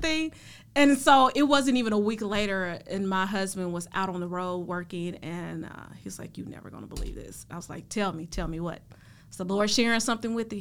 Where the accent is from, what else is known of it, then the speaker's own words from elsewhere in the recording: Jackson, Tennessee, United States; moved away as an adult; also born or lived in Nashville, Tennessee / Indianapolis, Indiana; now in Texas, United States; my hometown, which is Jackson, Tennessee.